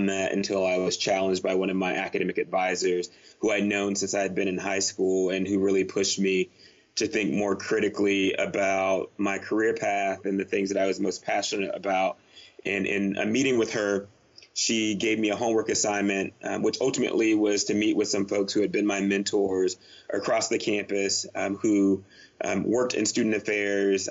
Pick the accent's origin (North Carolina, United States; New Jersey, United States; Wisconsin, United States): North Carolina, United States; I grew up in North Carolina, small town, as you noted, about half hour away from where you grew up, also about half an hour away from Charlotte